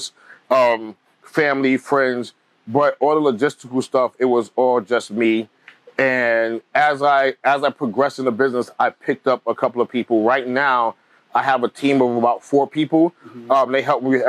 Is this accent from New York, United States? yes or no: yes; New York City, New York, United States; also born or lived in Italy; I grew up in Bed-Stuy in the 80s and 90s